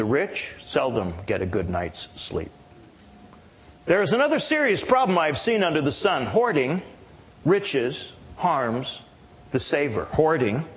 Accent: Canada; now in United States; I am a Canadian.

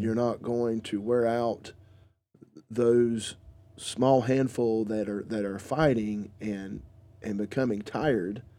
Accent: the South, United States; I am from around this area. I am from the South.

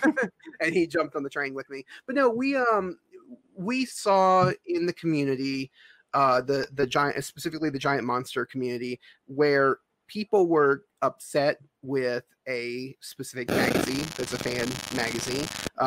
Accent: Mississippi, United States; I grew up in Mississippi

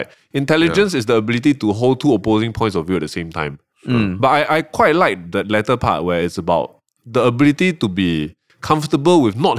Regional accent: Malaysia; now in Singapore; okay, full disclosure, Malaysian. I'm a PR here.

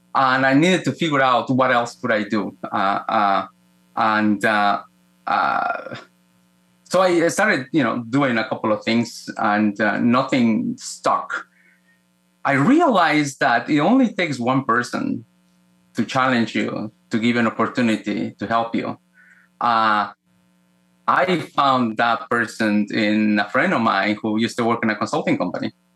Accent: Guatemala; moved away; I was born in Guatemala, Central America, uh, in a time in which was very violent for that part of the world, uh, political violence. I grew up in the middle of the Cold War

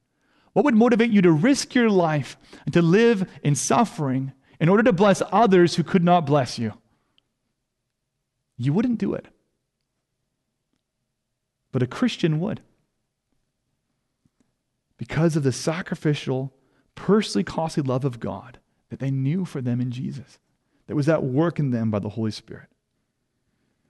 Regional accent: India; first language Hindi; English is a second language; Bible translators and missionaries did not merely give me my mother tongue, Hindi.

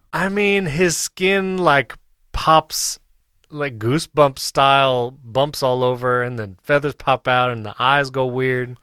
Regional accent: New York, United States; I grew up in New York.

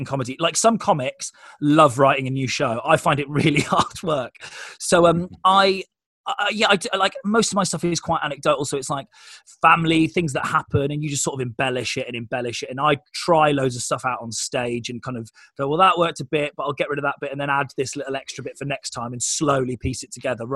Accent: Oxfordshire, South East England, United Kingdom; I grew up in Oxfordshire

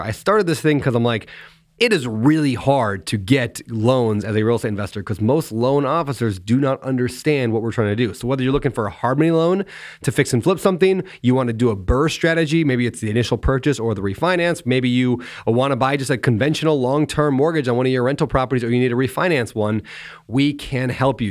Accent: United States; growing up in America

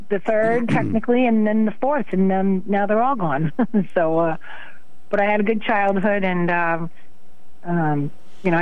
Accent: Waterford, Connecticut, United States; I grew up in Waterford

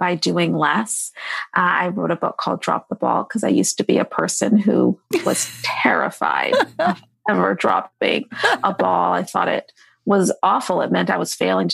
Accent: Seattle, Washington, United States; moved away; also born or lived in Tacoma, Washington / New York; I'm from Seattle

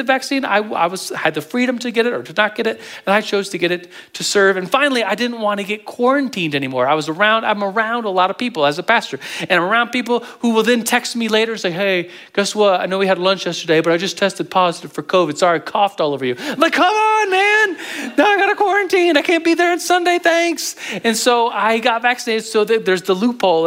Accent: United States; as a Christian, as an American

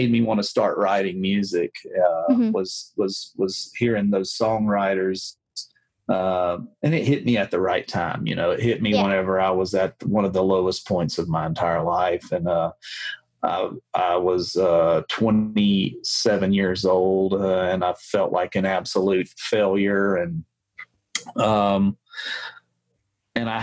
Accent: South Alabama, United States; I was from South Alabama

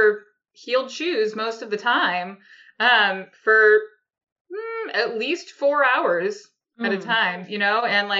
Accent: New Hampshire, United States; moved away as an adult; also born or lived in New York City; we are both from New Hampshire originally, which is why we decided to come back here

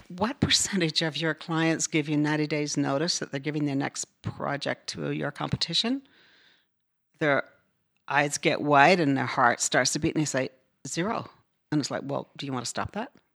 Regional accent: Newfoundland and Labrador, Canada; moved away as an adult; I grew up in northern Newfoundland

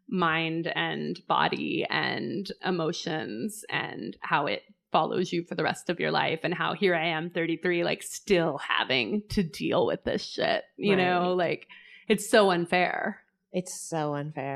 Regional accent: Oklahoma, United States; I'm from Oklahoma

